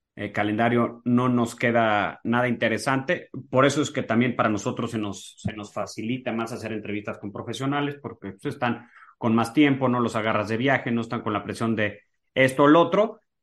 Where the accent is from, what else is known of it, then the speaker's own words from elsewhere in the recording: Mexico; yo como mexicano